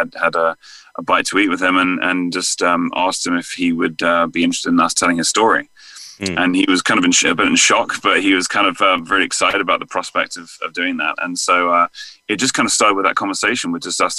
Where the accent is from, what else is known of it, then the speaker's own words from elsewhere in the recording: England, United Kingdom; accent: English; moved away as an adult; now in United States; England. Yeah, I moved out here in 2009, so it's been just, yeah, this is my 12th year here now.